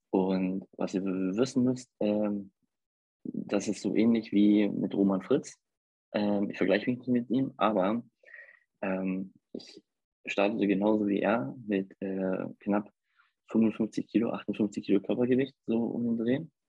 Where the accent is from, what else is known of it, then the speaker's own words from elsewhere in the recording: Hamburg, Germany; ich komme aus Hamburg und lebe hier mit meiner Familie